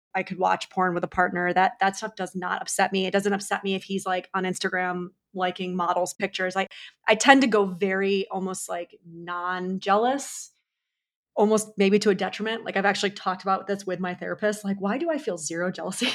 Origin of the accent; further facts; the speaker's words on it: New York, United States; I'm also a New Yorker